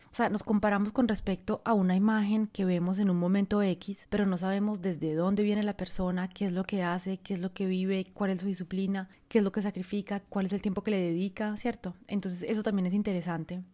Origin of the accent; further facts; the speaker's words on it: Colombia; moved away as an adult; also born or lived in France; era colombiana, venía de un país en vía de desarrollo, venía de una familia pobre